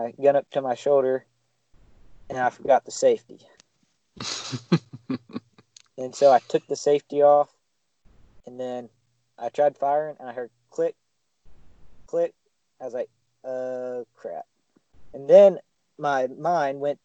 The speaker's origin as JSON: {"language": "English", "region": "Texas", "country": "United States", "tie": "born or raised there", "moved": "yes", "lives_now": "Missouri, United States", "said": "I grew up in Texas"}